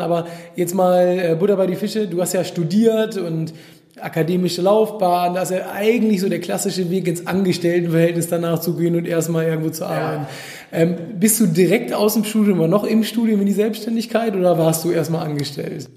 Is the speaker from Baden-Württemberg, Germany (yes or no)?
no; Hamburg, Germany; mit einem Hamburger, also aus meiner Heimatstadt